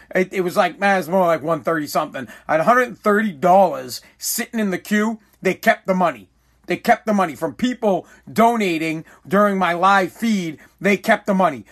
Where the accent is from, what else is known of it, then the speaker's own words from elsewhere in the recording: United States; I believe I am more American than America